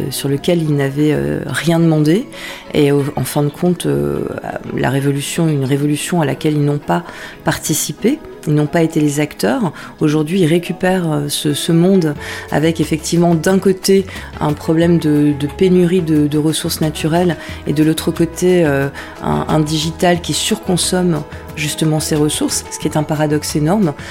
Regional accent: the North, Hauts-de-France, France; also born or lived in Paris region / Marcq-en-Barœul; je suis arrivée dans le Nord, j'avais 7 ans. Je me souviens particulièrement de cette journée, c'était au moment de... Donc je suis native de région parisienne, je suis arrivée dans le Nord quasiment un jour de braderie, quelques jours avant la braderie à Marc-en-Barœul

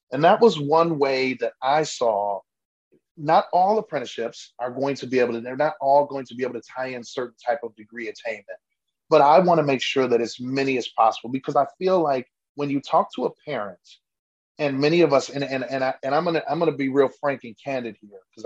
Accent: Milwaukee, Wisconsin, United States; now in Germantown, United States; I live, born and raised in Milwaukee, but we bought a house in Germantown

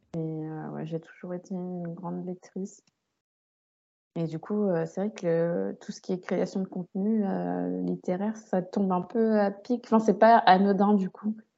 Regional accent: Île-de-France, France; also born or lived in Saint-Cloud; suis euh, née à, Saint-Cloud, dans les Hauts-de-Seine. Mhm. Euh, j'ai grandi avec mes parents et mes frères et sœurs. Et j'ai un peu bougé partout hein, en Ile-de-France

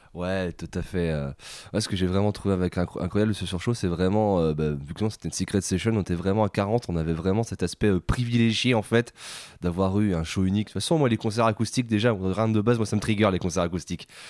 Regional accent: France; on est français

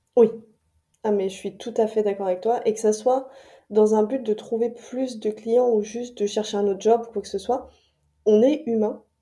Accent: France; moved away as an adult; now in Montreal, Canada; moi je suis française expatriée à, Montréal depuis, euh, depuis 2020

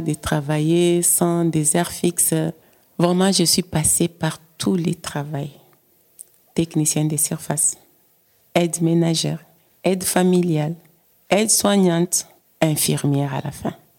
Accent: DR Congo; moved away as an adult; now in Belgium; Je viens de la République démocratique du Congo. J'ai vu que les choses ne tournaient pas bien et il n'y avait pas moyen de vivre dans mon pays et j'ai aussi quitté

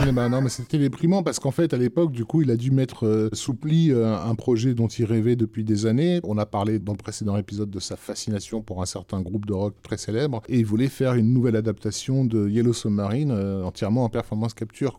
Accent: France; chez nous en France

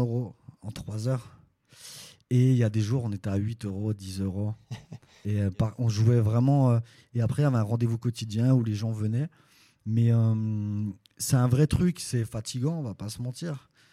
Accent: Belfort, Bourgogne-Franche-Comté, France; je viens de Belfort de l'Est de la France

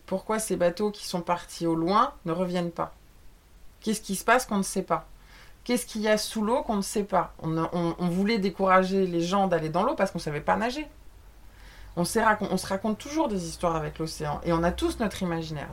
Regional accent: France; on est français

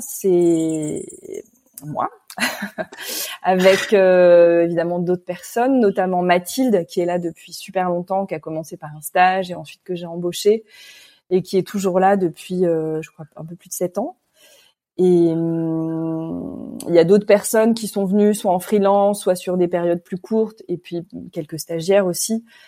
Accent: Paris, Île-de-France, France; also born or lived in Ivry-sur-Seine / Réunion; je suis parisienne hein, d'origine

